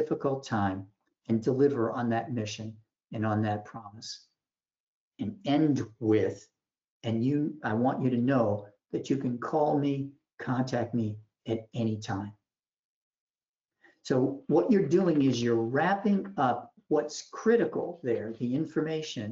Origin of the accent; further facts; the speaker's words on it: Boston, Massachusetts, United States; I'm from Boston